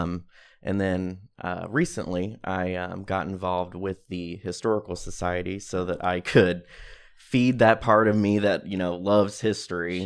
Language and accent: English; Greenville, Illinois, United States; also born or lived in Decatur, Illinois; I grew up in Greenville, lived here, went, you know, went to all the schools here, graduated from Greenville High School in twenty thirteen